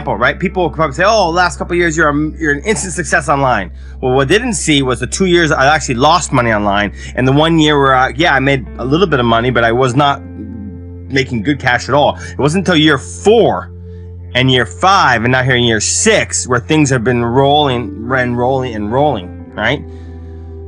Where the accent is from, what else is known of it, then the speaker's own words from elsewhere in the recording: United States; now in Japan; I live in Japan, I'm American, I live in Japan